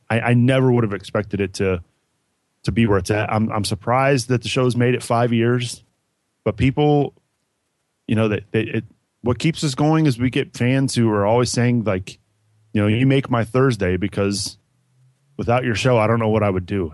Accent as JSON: {"language": "English", "town": "Cincinnati", "region": "Ohio", "country": "United States", "tie": "born or raised there", "said": "Growing up in Cincinnati, I'm a huge Bengals fan"}